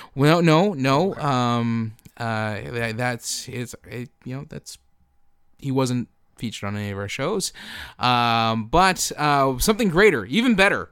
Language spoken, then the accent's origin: English; Canada; we're from Canada